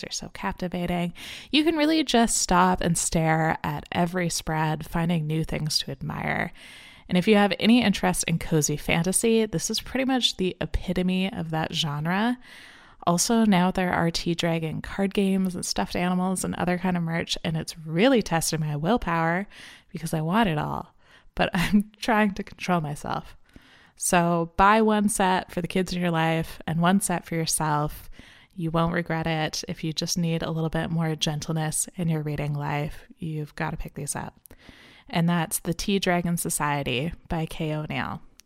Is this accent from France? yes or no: no; Canada; I'm Canadian